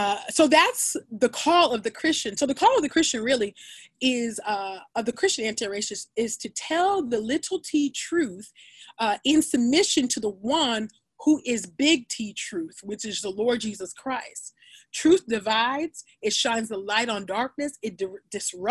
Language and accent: English; California, United States; I grew up in California